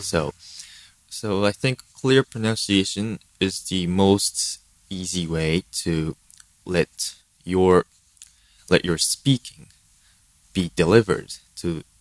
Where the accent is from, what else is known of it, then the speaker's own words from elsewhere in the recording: Japan; English is a second language; I am a full Japanese, but I have um, learned English since I was very little, like four years old